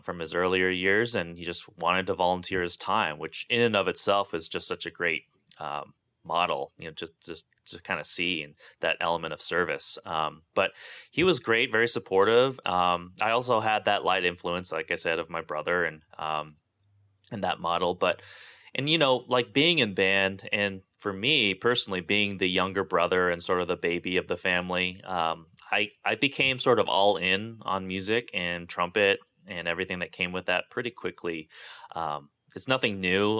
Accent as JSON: {"language": "English", "town": "Santa Barbara", "region": "California", "country": "United States", "tie": "born or raised there", "said": "where I grew up as, um, you know, oppressively ugly and unpleasant Santa Barbara"}